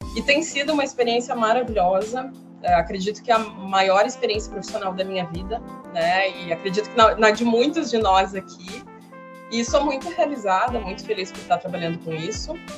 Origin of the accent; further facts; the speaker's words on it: São Jerônimo, Rio Grande do Sul, Brazil; moved away as an adult; now in Torres, Brazil; eu sou natural de São Jerônimo, no Rio Grande do Sul, uma cidade perto de Porto Alegre. E morei lá quase a minha vida toda